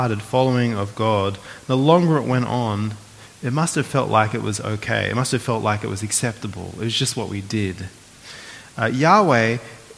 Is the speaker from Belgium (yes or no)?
no; Australia